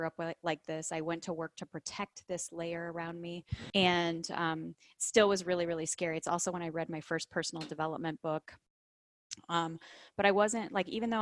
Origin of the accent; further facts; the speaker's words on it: Chicago, Illinois, United States; I grew up in the Midwest of Chicago, Illinois